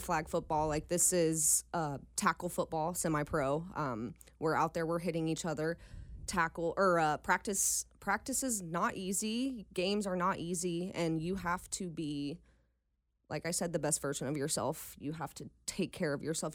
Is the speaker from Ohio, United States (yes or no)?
yes; Dayton, Ohio, United States; moved away as an adult; now in Cincinnati, United States; I'm actually from Dayton